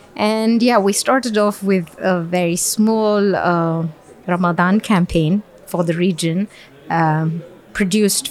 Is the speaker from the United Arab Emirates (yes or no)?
yes; Dubai, United Arab Emirates; also born or lived in Bangalore, India; I was born and raised in Dubai.